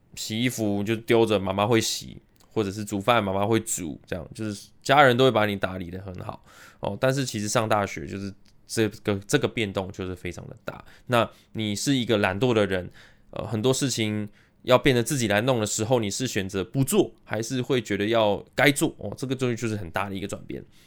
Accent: Taiwan; also born or lived in United States; 我是在美国出生，但是美国出生大概到幼稚园左右我就回来台湾了

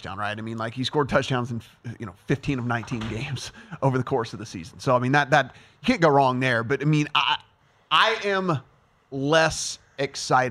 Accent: Louisiana, United States; moved away as an adult; now in Las Vegas, United States; I was from Louisiana, went to LSU

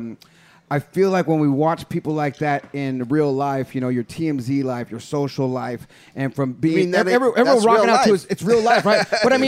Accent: San Jose, California, United States; I'm from San Jose

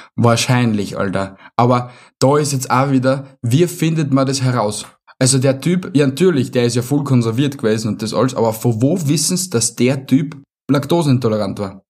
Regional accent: Vienna, Austria; bei uns in Wien

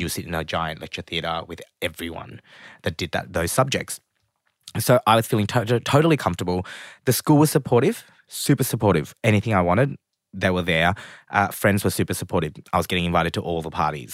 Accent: Springvale, Victoria, Australia; especially as a Vietnamese immigrant kind of growing up in Australia, we lived in Springvale.

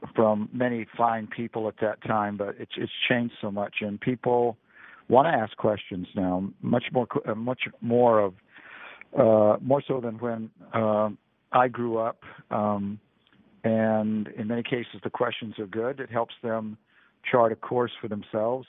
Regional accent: Laton, California, United States; Layton's a small farming community. I grew up on a on a farm, uh, four miles from from Layton

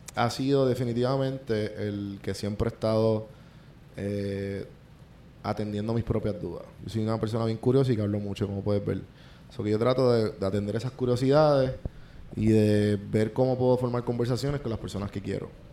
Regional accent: Puerto Rico; moved away as an adult; now in Atlanta, United States; yo soy boricua

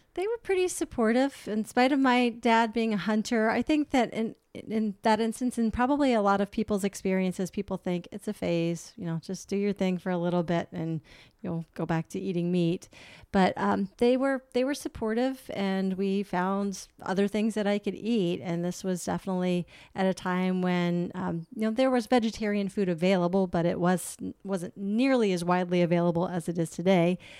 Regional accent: Chesapeake, Virginia, United States; moved away; I grew up in Chesapeake, Virginia, which is on the border of North Carolina.

